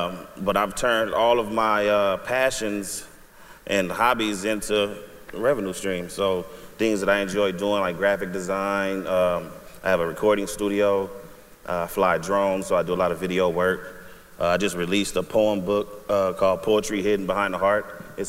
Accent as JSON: {"language": "English", "town": "Oakland", "region": "California", "country": "United States", "tie": "born or raised there", "also_born_or_lived": "Chicago", "said": "I grew up in Oakland. Poverty, single parent home, drugs, what you name it, violence."}